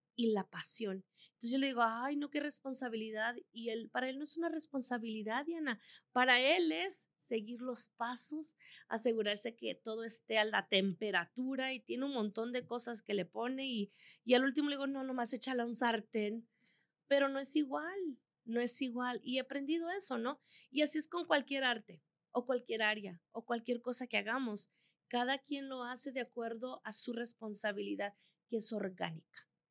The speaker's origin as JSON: {"language": "Spanish", "country": "El Salvador", "also_born_or_lived": "Chihuahua, Mexico", "moved": "yes", "lives_now": "Colorado, United States", "said": "Yo soy salvadoreña, por cierto, pero con corazón mexicano y más chihuahuense"}